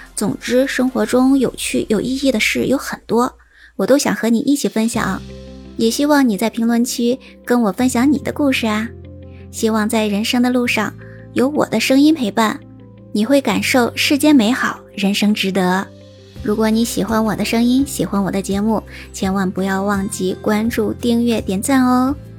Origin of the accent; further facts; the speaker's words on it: Shaanxi, China; 我是一直生长在陕西的，当然算是北方人了